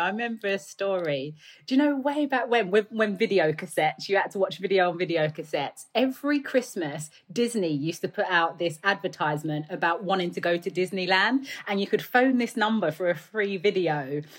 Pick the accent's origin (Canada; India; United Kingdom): United Kingdom; London; accent: Cockney; also born or lived in United States; I grew up in the East End of London in a flat, in a tower building, and I still refer to that as my flat.